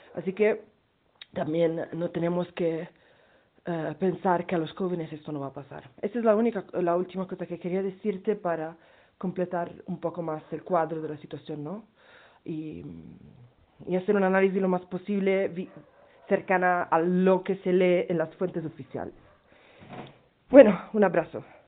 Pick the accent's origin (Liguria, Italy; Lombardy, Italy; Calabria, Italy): Lombardy, Italy; Milan; Spanish is a second language; moved away as an adult; now in Peru; yo soy de hecho de Milán, estuve en Italia eh, ahorita, cuando empezó todo